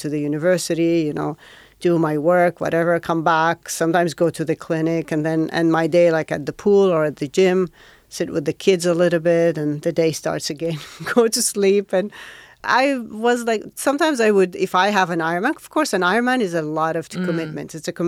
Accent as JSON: {"language": "English", "town": "Riyadh", "region": "Riyadh Province", "country": "Saudi Arabia", "tie": "born or raised there", "lives_now": "Jeddah, Saudi Arabia"}